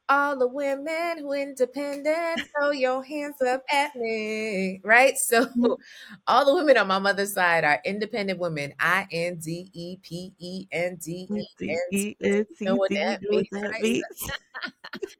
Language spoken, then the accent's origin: English; Jamaica; I'm Jamaican